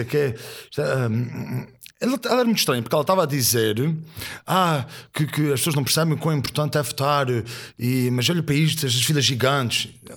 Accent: Azores, Portugal; eu venho dos Açores, vejo que sou rural.

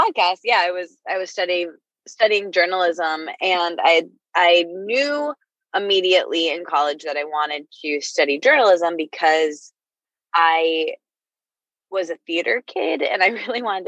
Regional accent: Midwest, United States; I grew up in the Midwest with this family that like never really talks about anything

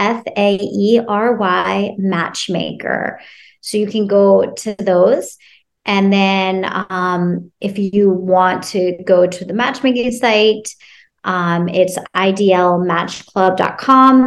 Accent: Cincinnati, Ohio, United States; I grew up in Ohio in Cincinnati

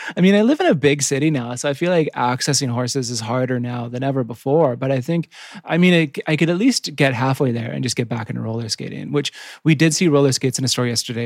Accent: Yukon, Canada; I grew up in the Yukon, which is right next to Alaska, which is right in the middle of nowhere.

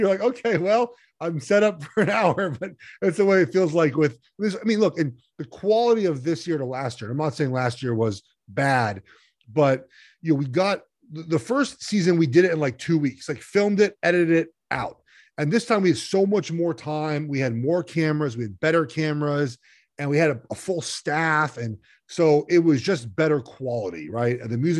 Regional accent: Los Angeles, California, United States; You know, I grew up in Los Angeles, and I listened to, Vin Scully and Chick Hearn call games.

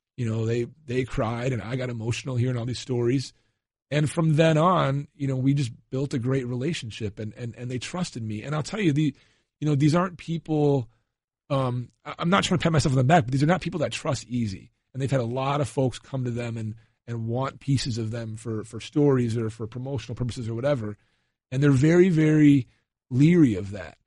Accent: Chicago, Illinois, United States; I'm from Chicago

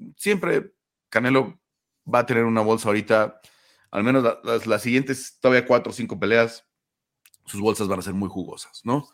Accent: Mexico

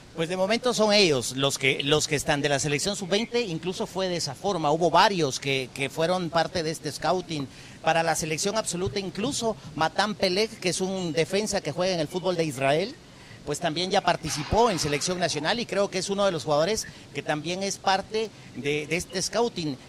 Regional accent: Guatemala; aquí en mi país

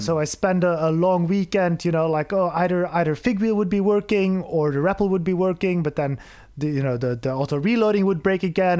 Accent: Belgium; moved away as an adult; now in Berlin, Germany; I'm, I'm originally from Belgium, uh, moved to Berlin about four years ago

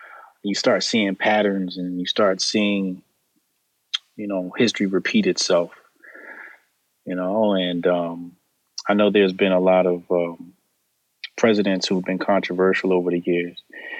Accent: New Jersey, United States; Jersey. I'm a Jersey boy. The internet will tell you I'm from Brooklyn. My grandfather had a building in Brooklyn, but I'm not from Brooklyn. I'm from Jersey.

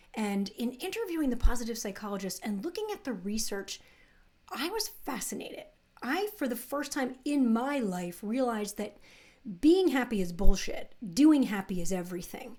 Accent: New Jersey, United States; I grew up in the New Jersey suburbs, pretty middle class

